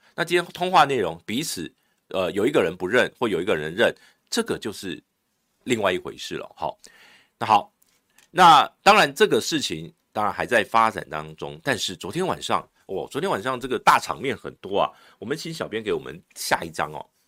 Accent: Taiwan; 后来我们的卫福部又传了一个台湾哦，过去给他

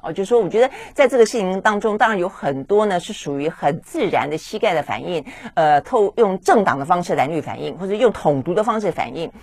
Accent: Taiwan; 我们台湾人民

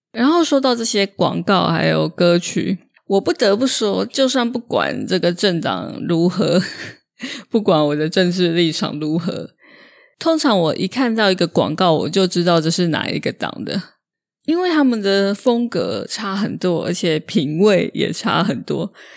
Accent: Taiwan; 上面本来是写 “From Taiwan，来自台湾”

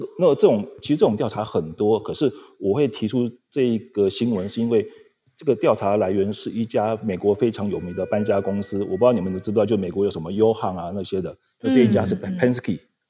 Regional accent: Taipei, Taiwan; now in Las Vegas, United States; 因为像我台北人嘛，

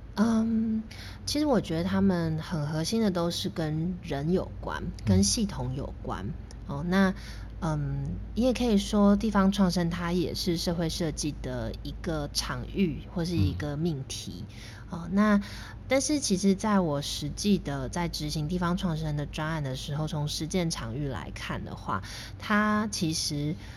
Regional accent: Taoyuan, Taiwan; also born or lived in Guangzhou, China; 我跟桃园的渊源，其实主要还是我大学的时候在桃园念书，哦嗯。，但是其实我后来慢慢有再去回顾我自己的人生，我发现我小时候其实也是在桃园长大的

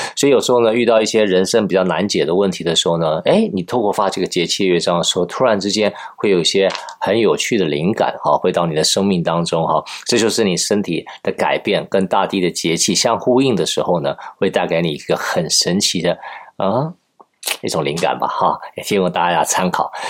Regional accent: Taiwan; 我是台湾人嘛

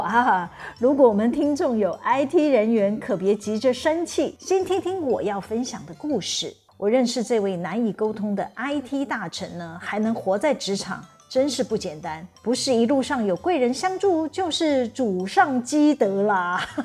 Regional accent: Taiwan; 我们台湾人现在到每一个场域呢，都要扫 Q R code

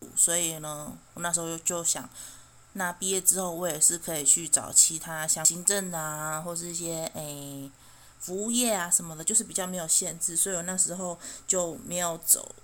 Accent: Chiayi, Taiwan; also born or lived in Taitung; 因为我，我嘉义人嘛，我就觉得，哦，每，每次过年过节都要从台东风尘仆仆地坐火车绕了半个台湾，然后再回到嘉义，我就觉得好辛苦

